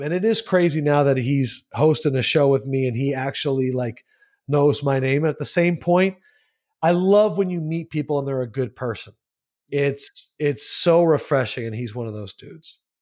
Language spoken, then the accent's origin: English; Southampton, Pennsylvania, United States; moved away as an adult; also born or lived in Syracuse, New York / Hastings, Nebraska / Louisville, Kentucky; I'm from Bucks County. I grew up in Southampton and Holland